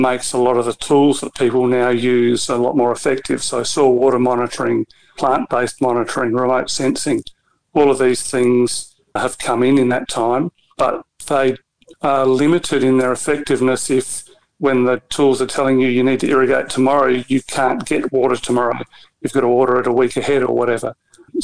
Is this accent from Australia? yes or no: yes; the Mallee, South Australia, Australia; I grew up in the Mallee, not far from the Riverland